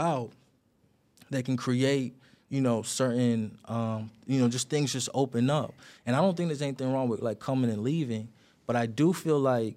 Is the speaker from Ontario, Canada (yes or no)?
yes; Toronto, Ontario, Canada; I'm an artist from Toronto